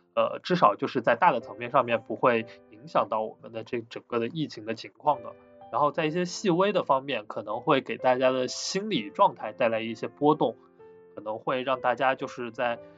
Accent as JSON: {"language": "Chinese", "town": "Wuhan", "region": "Hubei", "country": "China", "said": "因为本身我是武汉人，当时我也身处武汉"}